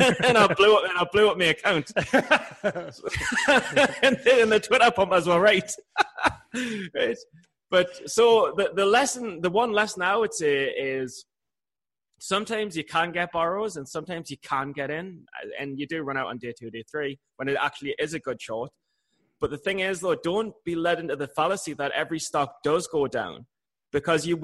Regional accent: England, United Kingdom; I'm from England.

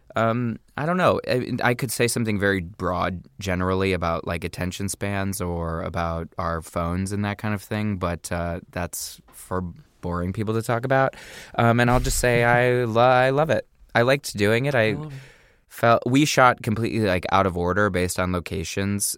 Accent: Indiana, United States; I'm from Indiana, mm-hmm. from this kind of small town in Indiana

